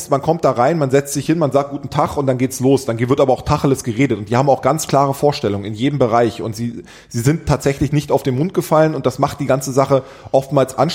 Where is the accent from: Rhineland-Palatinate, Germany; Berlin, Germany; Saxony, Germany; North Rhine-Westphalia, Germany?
Berlin, Germany; born there; ihr Kölner seid anders, wir Berliner, weil ja. ich bin gebürtiger Berliner.